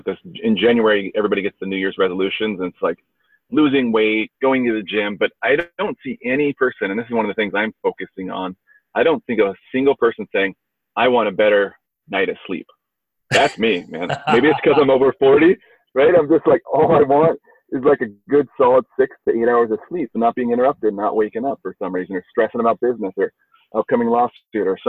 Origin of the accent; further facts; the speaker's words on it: Northern California, United States; I grew up in Northern California